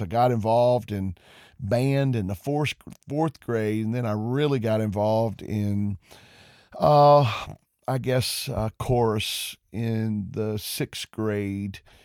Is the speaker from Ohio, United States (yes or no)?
no; Covington, Georgia, United States; also born or lived in Porterdale, Georgia; I grew up in Covington, Georgia, and I attended Newton County Schools.